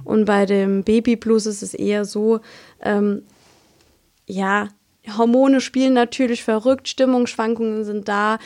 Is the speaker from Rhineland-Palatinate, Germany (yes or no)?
yes; Kusel, Rhineland-Palatinate, Germany; komme aus dem schönen Kusel